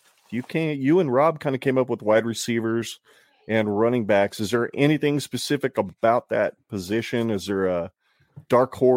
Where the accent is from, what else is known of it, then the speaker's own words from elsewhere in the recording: Arizona, United States; moved away as an adult; now in Nebraska, United States; I was born and raised in Arizona